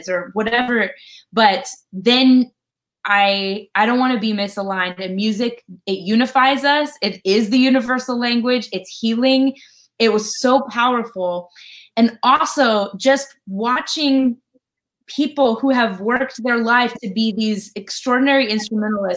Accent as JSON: {"language": "English", "region": "Colorado", "country": "United States", "moved": "yes", "said": "I'm from Colorado originally"}